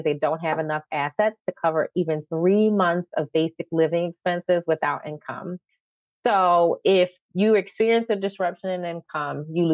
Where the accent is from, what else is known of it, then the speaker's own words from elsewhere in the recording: Philadelphia, Pennsylvania, United States; moved away as an adult; So I am a North Philly girl, born and raised, although I have spent time in other parts of our fair country and also other parts of the world. But Philly is my home, and I've come back here, and I never let go of my accent